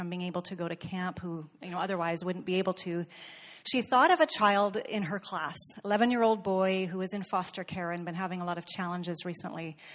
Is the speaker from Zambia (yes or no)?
yes; Ndola, Copperbelt Province, Zambia; I'm from Ndola, Zambia.